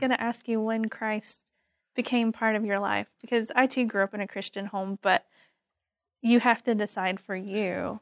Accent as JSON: {"language": "English", "region": "Eastern Kentucky", "country": "United States", "tie": "born or raised there", "said": "I grew up in Eastern Kentucky"}